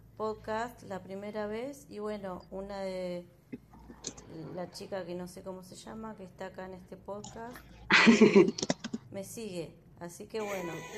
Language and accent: Spanish; Argentina; Soy de Argentina